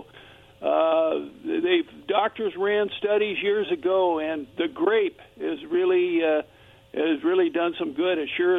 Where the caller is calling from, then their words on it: Kennewick, Washington, United States; from Kennewick again here.